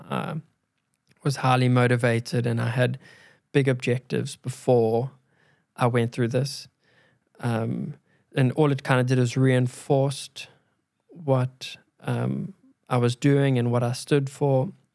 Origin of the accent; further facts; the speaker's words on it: South Africa; we grew up in South Africa